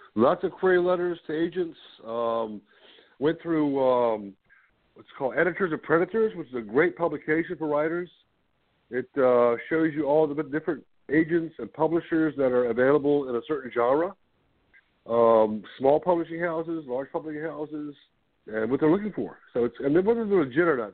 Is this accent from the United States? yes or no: yes; Ruther Glen, Virginia, United States; also born or lived in Richmond, Virginia; I grew up on a farm here in Richmond, near Richmond, Virginia, about 30 miles north